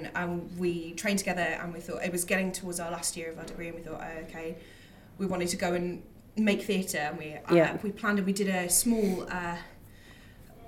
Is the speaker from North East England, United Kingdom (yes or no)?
yes; Newcastle upon Tyne, North East England, United Kingdom; now in London, United Kingdom; I'm from Newcastle originally